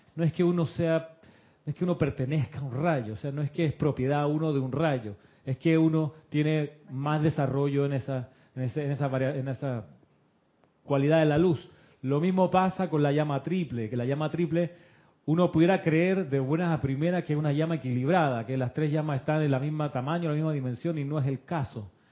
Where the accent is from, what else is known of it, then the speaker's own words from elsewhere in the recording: Moscow, Russia; Yo nací en Moscú.